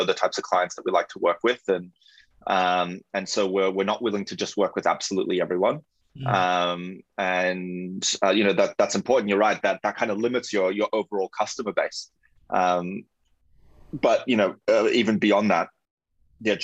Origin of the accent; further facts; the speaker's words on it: Melbourne, Victoria, Australia; moved away as an adult; now in Sydney, Australia; I'm originally from Melbourne, and yeah, like moved up 2 months later, landed the job, and have been in Sydney for the last decade.